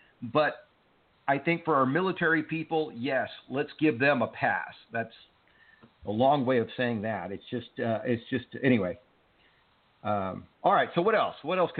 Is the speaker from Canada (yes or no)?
no; Cuba; now in United States; listen, I am an immigrant. My family and I came here from Cuba, and we were lucky.